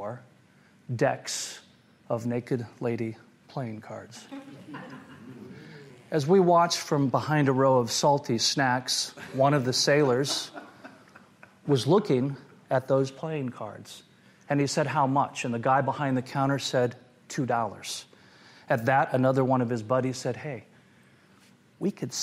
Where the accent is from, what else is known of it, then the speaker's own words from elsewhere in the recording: Portland, Oregon, United States; I grew up in Portland, Oregon